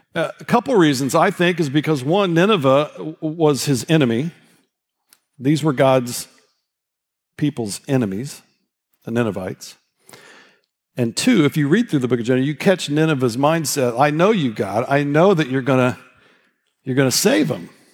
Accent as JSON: {"language": "English", "region": "Indiana", "country": "United States", "said": "I'm from Indiana"}